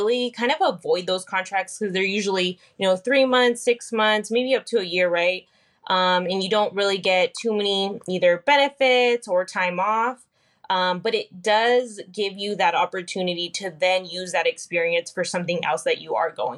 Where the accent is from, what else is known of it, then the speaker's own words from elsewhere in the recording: Fresno, California, United States; also born or lived in Selma, California; I was born and raised kind of in the Fresno area. Grew up a little bit in Fresno and then moved off to Selma, California, which isn't too far from Fresno.